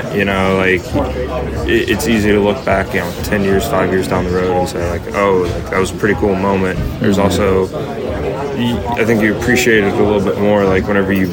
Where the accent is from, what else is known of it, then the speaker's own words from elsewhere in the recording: Illinois, United States; growing up in Illinois